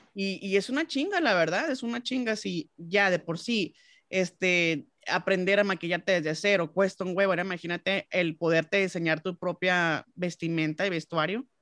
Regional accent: Mexico; uno como mexicano

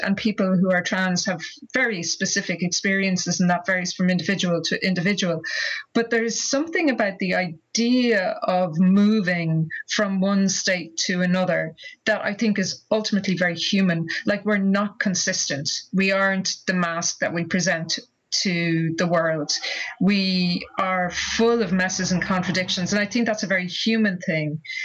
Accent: Ireland; growing up in Ireland in the 1970s

